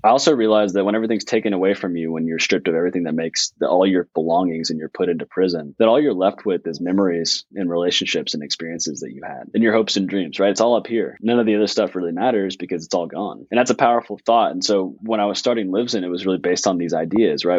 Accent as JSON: {"language": "English", "town": "Fayetteville", "country": "United States", "tie": "born or raised there", "said": "Fayetteville in my hometown"}